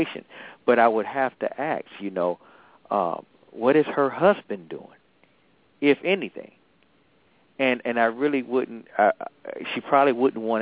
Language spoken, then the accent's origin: English; Atlanta, Georgia, United States; now in Maryland, United States; I'm from Atlanta